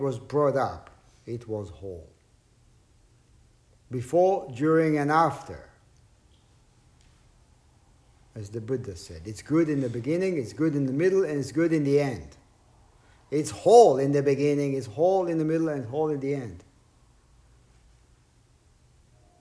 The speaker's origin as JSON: {"language": "English", "country": "Israel", "tie": "born or raised there", "said": "growing up in Israel"}